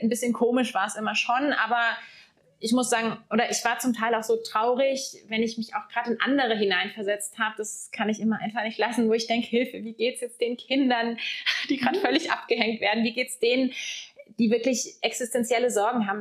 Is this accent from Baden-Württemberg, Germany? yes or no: yes; Lake Constance, Baden-Württemberg, Germany; moved away as an adult; also born or lived in Munich; now in Black Forest, Germany; ich bin am Bodensee aufgewachsen, ja. habe dort auch die ersten 19 Jahre bis zum Abitur verbracht.